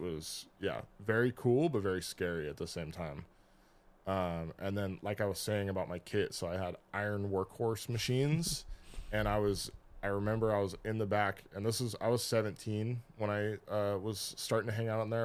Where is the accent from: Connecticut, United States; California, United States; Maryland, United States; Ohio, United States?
California, United States; Kings Beach; I'm from Kings Beach.